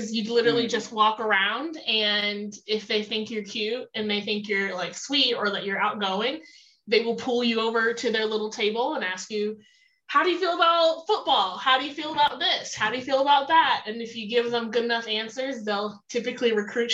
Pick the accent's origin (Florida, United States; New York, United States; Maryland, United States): Florida, United States; Miami; moved away as an adult; also born or lived in Fort Lauderdale, Florida; now in New Mexico, United States; I'm originally from South Florida. Born in Miami, stayed there for a while, and then moved to the Fort Lauderdale area after.